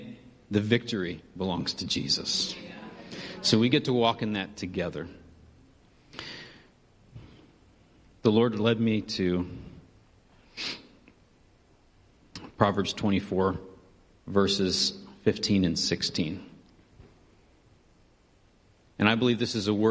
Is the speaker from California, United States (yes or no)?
yes; Benicia, California, United States; moved away as an adult; we came from a little sleepy town in California, Northern California, called Benicia